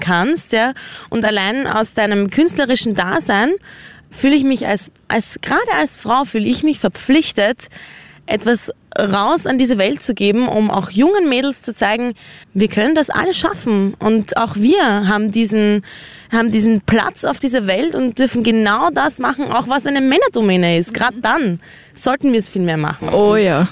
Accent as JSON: {"language": "German", "country": "Austria", "said": "wir als Österreicher"}